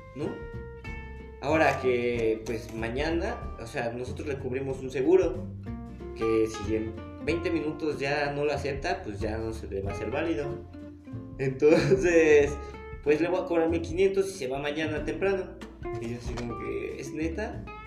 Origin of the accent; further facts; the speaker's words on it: Mexico; yo vengo del extranjero y soy mexicano